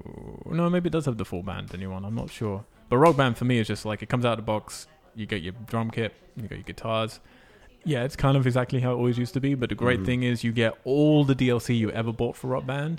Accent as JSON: {"language": "English", "town": "Montreal", "region": "Quebec", "country": "Canada", "said": "Well, we come from Canada. We hail from Canada, but we did Austin."}